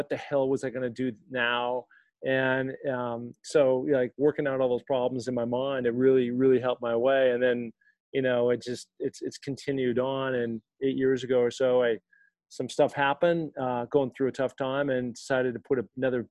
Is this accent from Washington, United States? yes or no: yes; Seattle, Washington, United States; I grew up in Seattle, Washington, rainy all the time